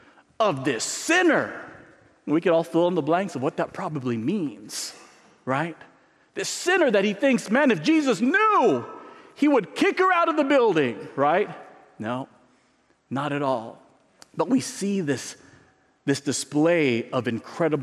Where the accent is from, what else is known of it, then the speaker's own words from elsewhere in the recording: San Diego, California, United States; moved away; I grew up in San Diego